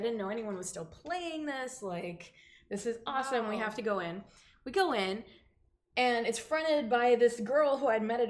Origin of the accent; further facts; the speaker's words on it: Dallas, Texas, United States; And back home, because I'm from Dallas area originally, I used to do like coffee shop kind of stuff.